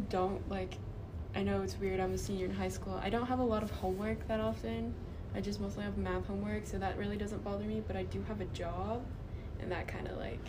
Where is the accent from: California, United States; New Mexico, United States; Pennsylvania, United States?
New Mexico, United States; Raton; now in Pueblo, United States; I'm a senior in high school. I'm originally not from Pueblo, Colorado. I'm from Raton, New Mexico. It's like a really small place.